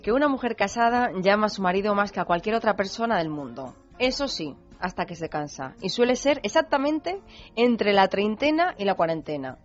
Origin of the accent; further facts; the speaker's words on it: Spain; los españoles somos los europeos